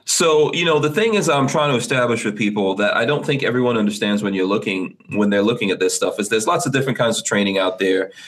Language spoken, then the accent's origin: English; New York City, New York, United States; I grew up in Far Rockaway, New York, in the crack '80s